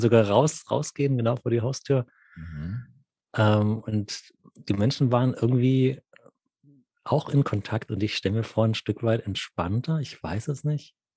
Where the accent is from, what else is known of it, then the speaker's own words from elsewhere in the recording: Munich, Bavaria, Germany; moved away as an adult; also ich bin einfach wieder da, München, meine alte Heimat